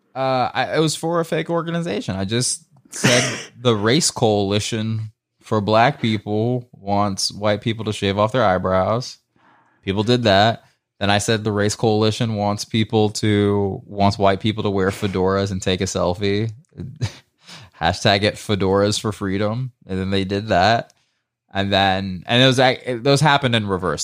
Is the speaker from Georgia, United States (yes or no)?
yes; Marietta, Georgia, United States; moved away; I'm also from Marietta, Georgia